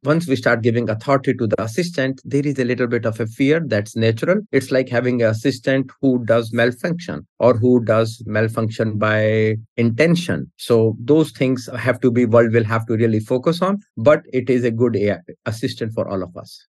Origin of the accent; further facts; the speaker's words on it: India; now in United States; I was born in India. I moved to US in 94.